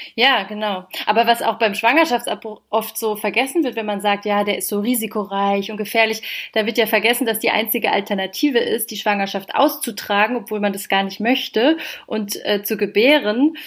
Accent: Heidelberg, Baden-Württemberg, Germany; moved away as an adult; now in Berlin, Germany; ich komme ursprünglich aus Heidelberg

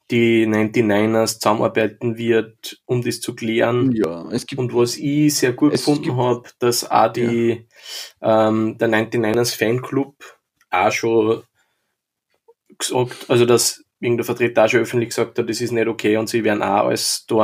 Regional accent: Linz, Upper Austria, Austria; Und was man natürlich mir als Linzer auch gut gefällt

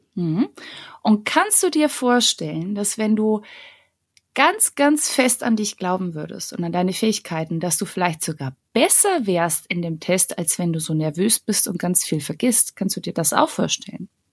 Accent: Bavarian Forest, Germany; moved away as an adult; now in Munich, Germany; Ich bin eine Kosmopolitin, die aus dem absoluten Kleindorf im Bayerwald kommt

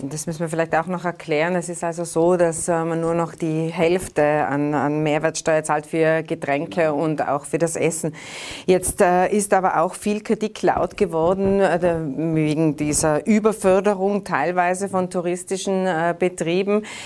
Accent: Tyrol, Austria; Bei uns in Tirol

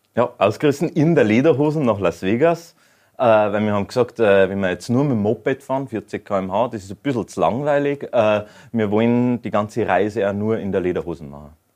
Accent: Bavaria, Germany; bei uns in Bayern

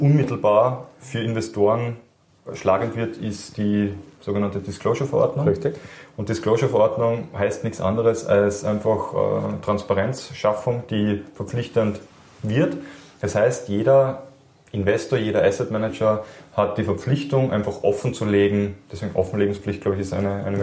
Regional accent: Austria; wir als Österreicher

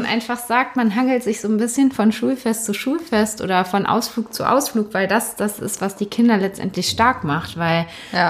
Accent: Cologne, North Rhine-Westphalia, Germany; also born or lived in Dormagen; Ich selbst bin aber allerdings in Wickendorf aufgewachsen

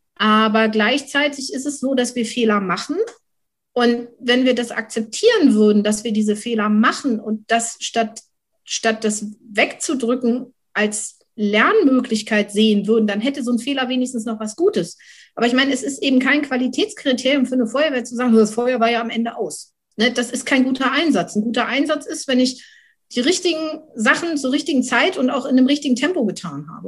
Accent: Schleswig-Holstein, Germany; dann bin ich noch bei der Landesfeuerwehrschule als Ausbilderin bei uns in Schleswig-Holstein

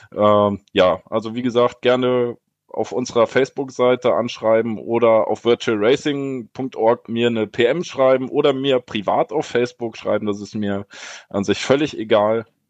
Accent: Erfurt, Thuringia, Germany; als Erfurter

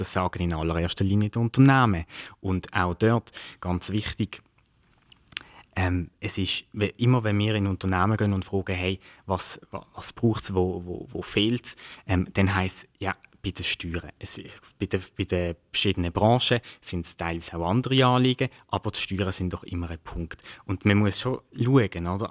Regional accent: Basel, Basel-Stadt, Switzerland; ich komme aus dem Kanton Kanton Basel-Stadt

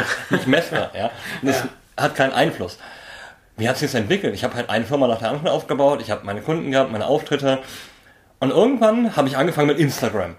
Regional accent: Berlin, Germany; bin ich halt Berliner genug

